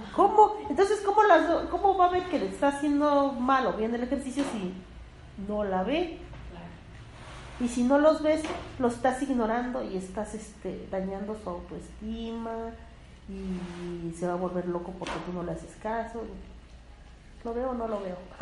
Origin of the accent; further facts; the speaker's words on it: Mexico; son cosas que, que tenemos como mexicanos